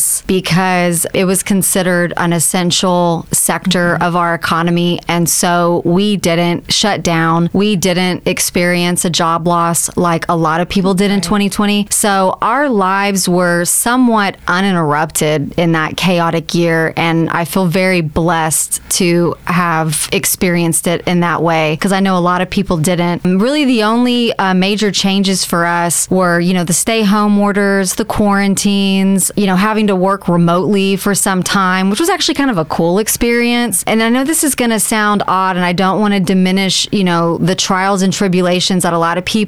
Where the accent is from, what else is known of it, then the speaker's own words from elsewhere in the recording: Spring, Texas, United States; moved away as an adult; also born or lived in Houston, Texas; now in Baytown, United States; I did grow up in Spring. So that's the north side of Houston.